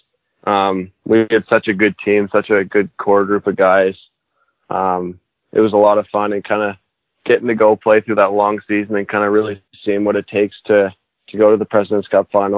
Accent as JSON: {"language": "English", "town": "Halifax", "region": "Nova Scotia", "country": "Canada", "tie": "born or raised there", "said": "a kid growing up here in Halifax"}